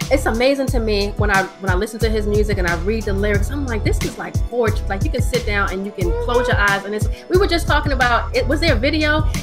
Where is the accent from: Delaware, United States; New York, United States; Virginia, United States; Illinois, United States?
New York, United States; now that I'm I'm a New Yorker, that's that's this is where I came from. This is my, but you know, I didn't, I've lived so many other places.